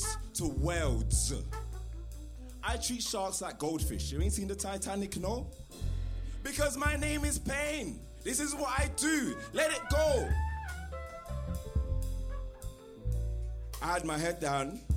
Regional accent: London, United Kingdom; I am from the East End.

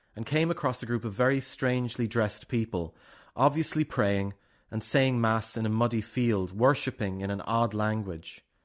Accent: Wexford, Leinster, Ireland; moved away; I've lived all over, but I was raised in Wexford town, in the southeast of Ireland

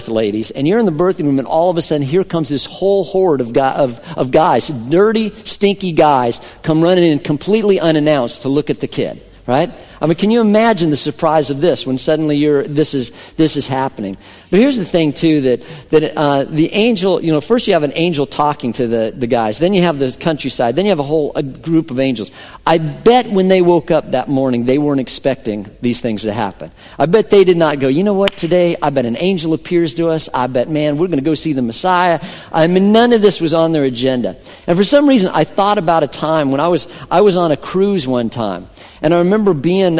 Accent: Colorado, United States; I was growing up in Colorado

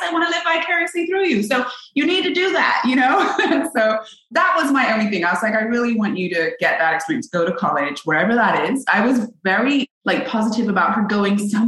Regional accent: England, United Kingdom; now in Los Angeles, United States; I'm from England

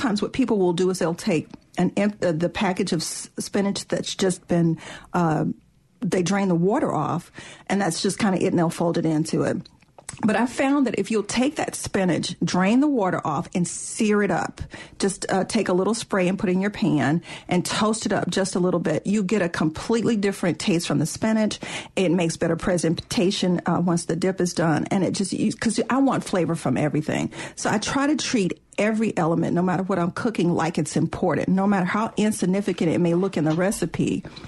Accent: the South, United States; Oh, yeah, well, I'm from the South, so we just naturally know how to do that, Kevin, you know.

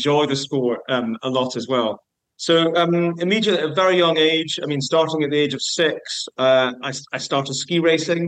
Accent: Edinburgh, Scotland, United Kingdom; I grew up in Edinburgh

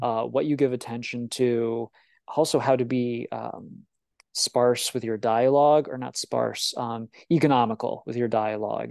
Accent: Illinois, United States; I'm from Illinois

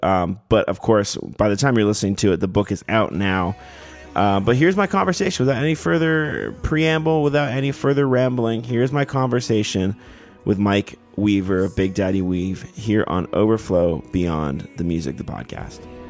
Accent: Canada; moved away as an adult; now in Nashville, United States; I'm a Canadian cloaked with a Nashville, Nashville phone number

